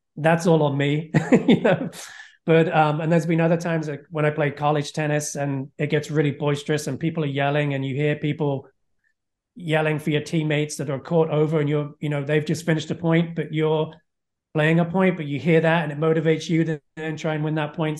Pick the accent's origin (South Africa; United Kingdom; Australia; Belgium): United Kingdom; England; moved away as an adult; also born or lived in Florida, United States; now in United States; I grew up in England